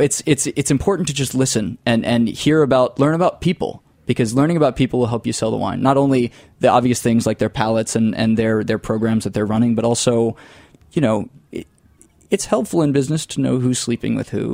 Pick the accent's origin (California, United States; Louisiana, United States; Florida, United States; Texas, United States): Florida, United States; I come from the panhandle, so the lower Alabama part of Florida, Redneck Riviera. I didn't suppress my accent intentionally. It just kind of happened from moving around the world a little bit as I did during and after school.